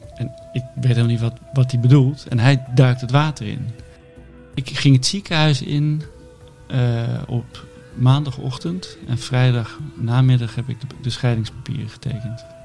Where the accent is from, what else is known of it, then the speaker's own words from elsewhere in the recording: Netherlands; wij allemaal als Nederlander